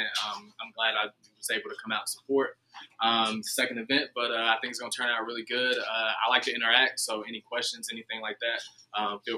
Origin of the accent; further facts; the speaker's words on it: Asheville, North Carolina, United States; also born or lived in Memphis; I'm originally from Asheville, North Carolina, which is right up the road, about an hour and 45 minutes